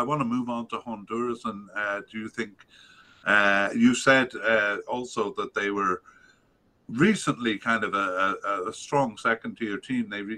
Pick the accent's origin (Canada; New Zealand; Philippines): Canada; as a Canadian